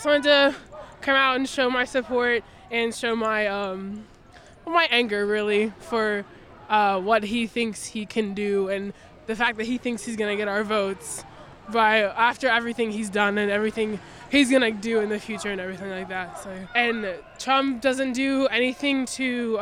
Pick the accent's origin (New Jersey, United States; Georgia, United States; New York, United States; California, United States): Georgia, United States; Marietta; I'm originally from Marietta, like specifically East Cobb.